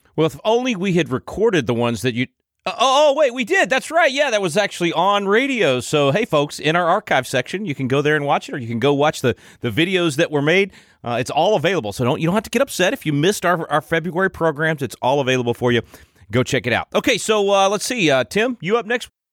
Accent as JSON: {"language": "English", "town": "Wylie", "region": "Texas", "country": "United States", "tie": "born or raised there", "said": "I grew up in Wiley, which is right next door"}